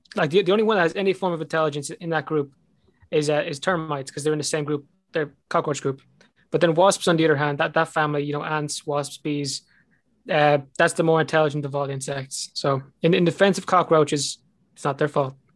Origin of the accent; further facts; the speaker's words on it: Ireland; accent: Irish; my Irish accent